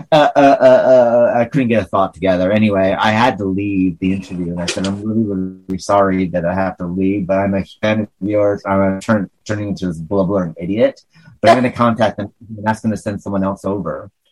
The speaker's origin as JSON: {"language": "English", "region": "northern New York", "country": "United States", "accent": "hick; northern New York"}